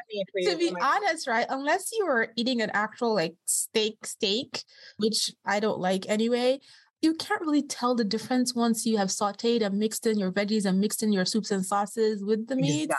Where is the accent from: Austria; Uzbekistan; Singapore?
Austria; moved away; I grew up with Aldi in Austria. And I remember as a kid in Aldi